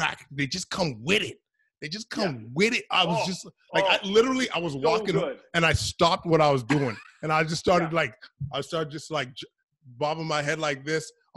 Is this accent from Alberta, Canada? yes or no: yes; Edmonton, Alberta, Canada; I'm from Edmonton